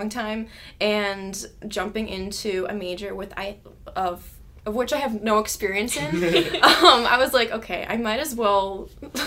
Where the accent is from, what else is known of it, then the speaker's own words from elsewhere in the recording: St. Paul, Minnesota, United States; now in Mankato, United States; I'm from the Twin Cities, specifically St. Paul.